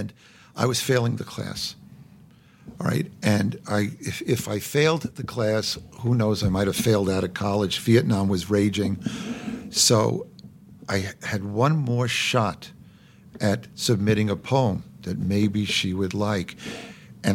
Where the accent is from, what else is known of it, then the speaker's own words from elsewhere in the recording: New York City, New York, United States; I was born in Brooklyn